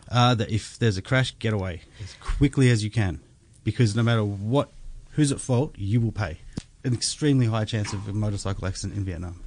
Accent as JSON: {"language": "English", "country": "Australia", "said": "as an Australian"}